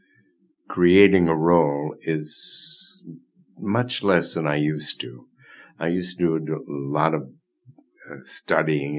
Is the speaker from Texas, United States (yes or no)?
no; Chicago, Illinois, United States; also born or lived in Madison, Wisconsin; I was raised in Chicago. I went to high school and grammar school in Chicago, Von Steuben High School in Albany Park